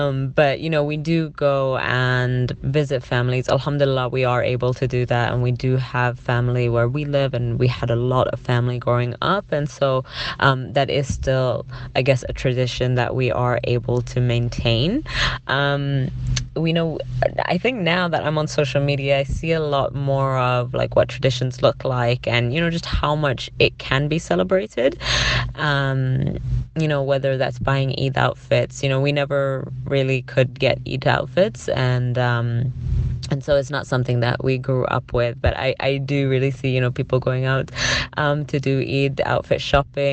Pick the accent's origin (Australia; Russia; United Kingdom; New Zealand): United Kingdom; London; now in Canada; growing up, I grew up in England, in South London